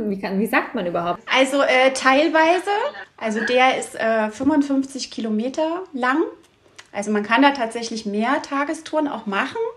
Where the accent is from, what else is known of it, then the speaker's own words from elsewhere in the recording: Saxony, Germany; Ich komme ursprünglich aus der Dresdner Region aber mit Oma und Opa ging es jedes Jahr in den Sommerferien sechs Wochen an die Ostsee.